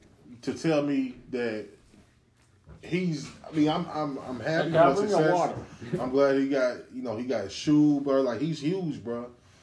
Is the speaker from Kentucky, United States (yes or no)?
yes; Louisville, Kentucky, United States; I'm from Louisville, then.